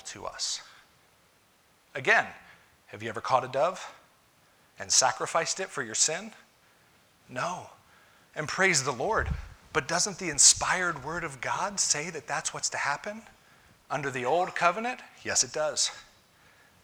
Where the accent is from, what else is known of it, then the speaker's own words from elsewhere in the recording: United States; I'm an American